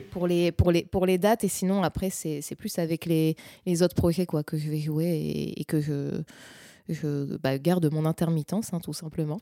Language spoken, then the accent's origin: French; north of France, France; je suis originaire du nord de la France